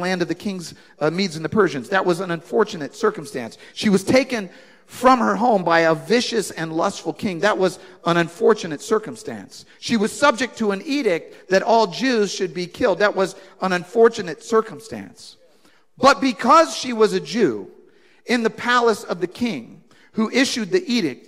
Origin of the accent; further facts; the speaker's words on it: United States; I'm an American and I'm in England